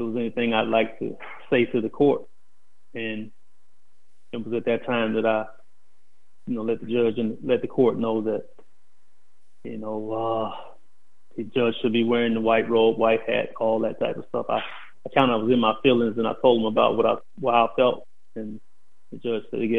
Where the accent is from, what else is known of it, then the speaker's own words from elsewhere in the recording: Tampa, Florida, United States; moved away as an adult; also born or lived in Dawson, Georgia / West Virginia; I am from Tampa, Florida. I was born in Dawson, Georgia. Left Dawson, Georgia at the age of 2 and was raised in Tampa up until I went away.